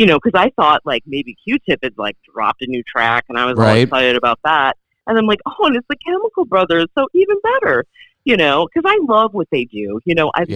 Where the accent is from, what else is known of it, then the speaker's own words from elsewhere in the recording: Virginia, United States; moved away as an adult; also born or lived in Los Angeles, United States; I grew up in Virginia